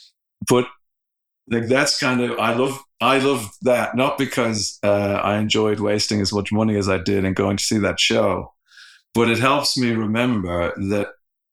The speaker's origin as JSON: {"language": "English", "country": "Ireland", "said": "I'm Irish"}